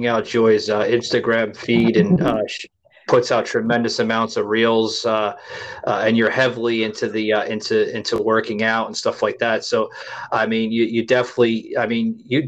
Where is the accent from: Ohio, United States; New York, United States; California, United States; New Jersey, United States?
New York, United States; I'm a New York boy. I was born and raised in New York.